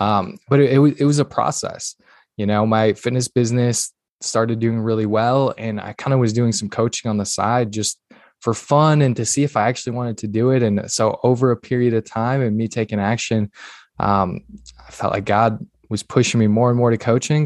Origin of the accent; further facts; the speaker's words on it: northern Minnesota, United States; I'm originally born and raised in Minnesota, northern Minnesota, tiny little town, like literally three hundred people